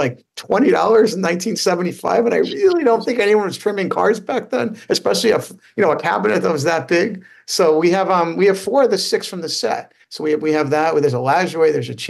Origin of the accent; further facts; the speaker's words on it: New York City, New York, United States; where I grew up in Queens